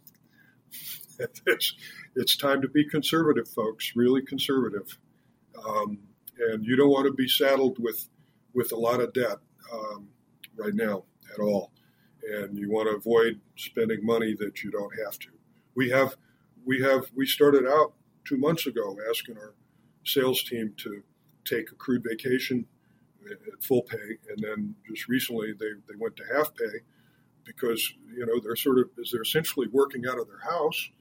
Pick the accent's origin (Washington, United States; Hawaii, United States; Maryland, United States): Washington, United States; Seattle; moved away; I was born in Seattle